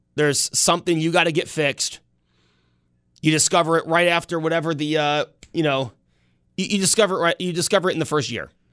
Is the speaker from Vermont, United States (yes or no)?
no; Buffalo, New York, United States; growing up on Mount Vernon, we would walk down LeBrun